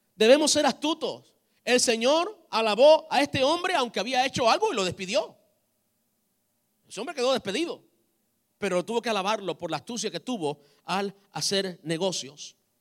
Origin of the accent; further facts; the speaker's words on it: Cuba; como buen cubano